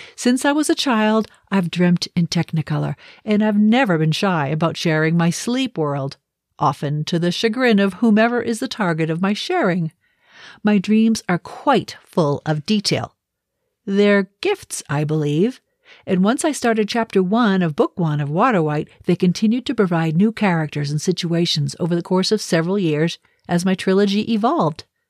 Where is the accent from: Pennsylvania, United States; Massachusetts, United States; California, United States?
Massachusetts, United States; Boston; moved away; I'm originally from Boston